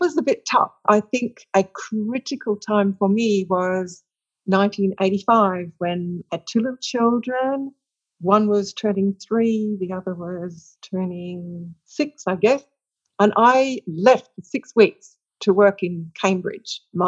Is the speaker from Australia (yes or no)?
yes; Australia; Well, I think I have very, very broad research interests, because of coming back to Australia and because of working at the University of Western Australia